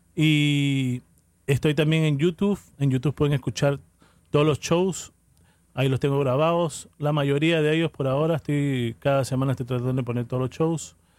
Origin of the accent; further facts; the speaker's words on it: Peru; moved away; Yo soy peruano, orgulloso de ser peruano